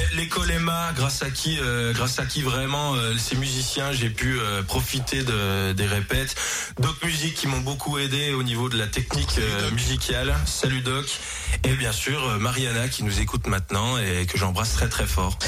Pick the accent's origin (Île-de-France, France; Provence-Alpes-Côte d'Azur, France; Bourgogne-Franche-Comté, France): Bourgogne-Franche-Comté, France; Jura; C'est chez nous, dans le Jura, bien évidemment, avec, notre, avec nos bons lacs, nos belles montagnes, notre bon comté